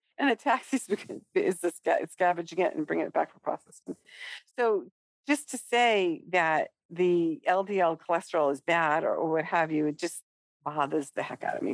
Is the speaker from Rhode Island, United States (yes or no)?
yes; Rhode Island, United States; I am from Rhode Island